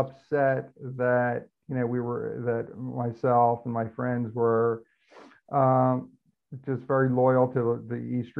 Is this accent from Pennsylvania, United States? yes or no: yes; Philadelphia, Pennsylvania, United States; that was a big deal for, for growing up in Philadelphia, that it was, it just Madison Square Garden, going up there.